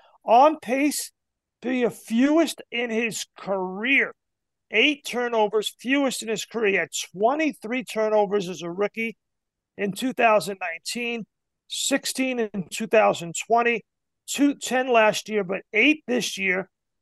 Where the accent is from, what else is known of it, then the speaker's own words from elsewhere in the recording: New York, United States; I grew up in New York.